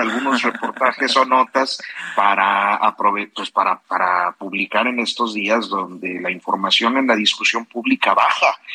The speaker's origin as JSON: {"language": "Spanish", "town": "Saltillo", "region": "Coahuila", "country": "Mexico", "moved": "yes", "said": "Estoy en Saltillo, Coahuila, que es eh, mi tierra"}